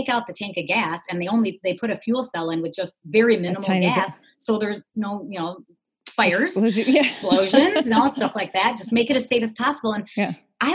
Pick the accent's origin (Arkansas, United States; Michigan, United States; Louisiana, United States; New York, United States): Michigan, United States; Detroit; I grew up in the Motor City. My dad, you know, worked at Chrysler for 40 years.